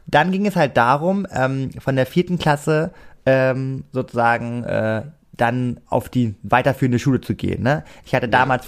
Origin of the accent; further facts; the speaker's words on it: Germany; ich bin aus Deutschland